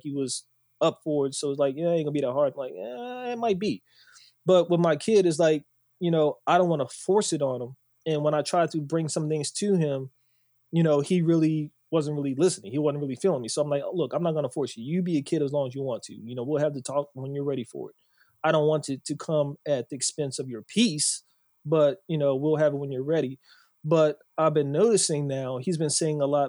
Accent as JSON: {"language": "English", "town": "Bowie", "region": "Maryland", "country": "United States", "tie": "born or raised there", "said": "I grew up in Bowie"}